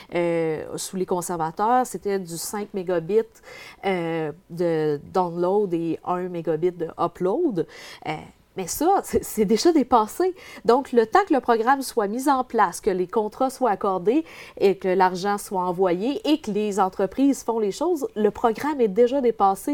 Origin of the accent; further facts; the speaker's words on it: Dupuy, Quebec, Canada; je viens de l'Abitibi-Témiscamingue, je reste dans un petit village de Dupuis